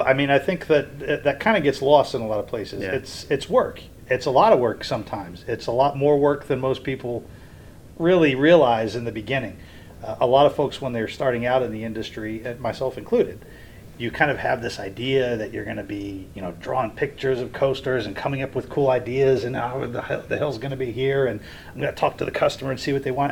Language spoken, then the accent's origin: English; Springdale, Ohio, United States; also born or lived in Edgewood, Kentucky; now in Orlando, United States; I grew up going to Kings Island, I grew up in Springdale, Ohio.